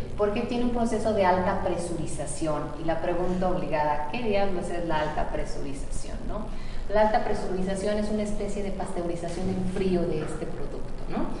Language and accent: Spanish; Michoacán, Mexico; Somos michoacanos, somos el número uno en la producción de aguacate en México